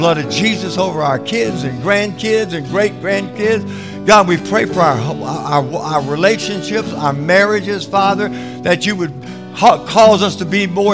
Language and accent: English; South Louisiana, United States; I came from South Louisiana